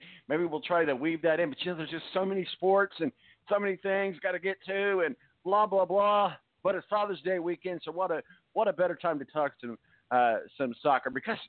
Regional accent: United States; But I think maybe I'm just saying this because I'm American.

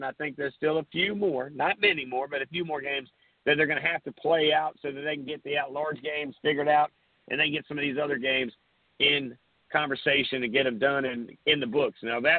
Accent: Myrtle Beach, South Carolina, United States; my backyard where I grew up in Myrtle Beach, to, the Grand Strand.

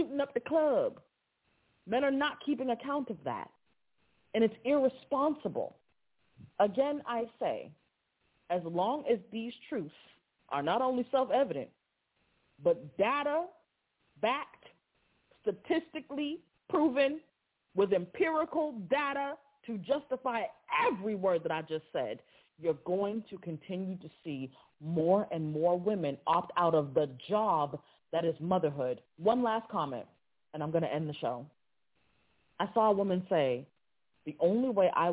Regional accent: Boston, Massachusetts, United States; I'm from Boston, Massachusetts

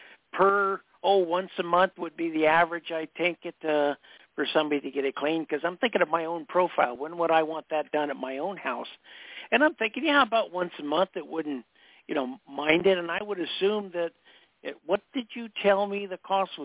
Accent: East Coast, United States; but I grew up on the East Coast and the South.

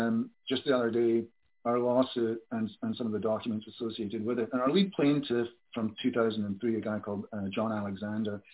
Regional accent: Glasgow, Scotland, United Kingdom; I'm from Glasgow

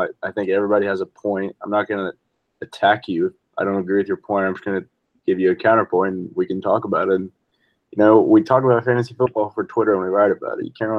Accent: Texas, United States; Yeah, I'm born and raised in Texas, proud Texan.

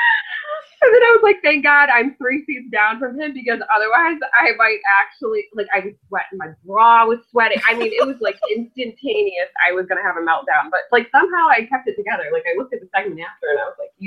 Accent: New York, United States; moved away; my hometown in New York

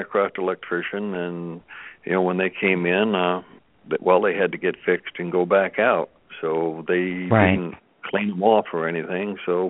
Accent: Massachusetts, United States; moved away as an adult; now in Texas, United States; I grew up in Massachusetts, and I've been in Texas. I've been in Texas now for 28 years.

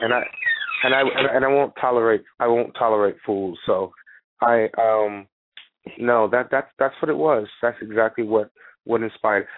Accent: North Carolina, United States; also born or lived in Connecticut; now in New York, United States; I'm from North Carolina originally. I went to school in Connecticut. Um, work in New York, Connecticut. I live in New York

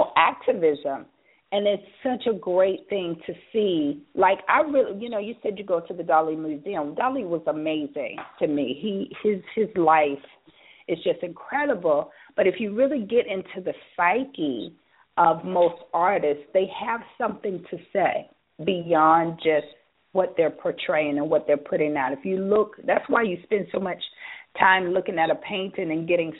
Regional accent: Durham, North Carolina, United States; moved away; right down the street from my hometown

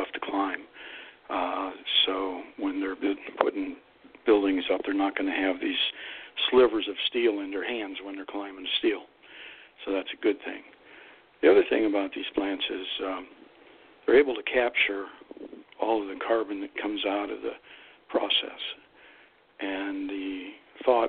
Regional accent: Northeast Ohio, United States; moved away; my hometown, and everybody knows where that is, down there in Northeast Ohio

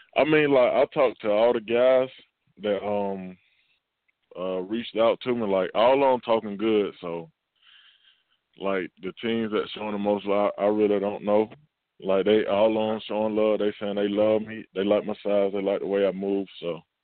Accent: Camilla, Georgia, United States; I don't have like a place to work out down here in my hometown

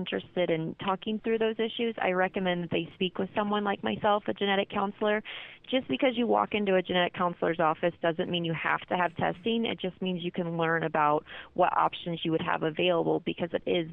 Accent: Kansas City, United States; moved away as an adult; now in Colorado, United States; I'm originally from Kansas City, but I came out here, looked at CU Boulder, and fell in love with it

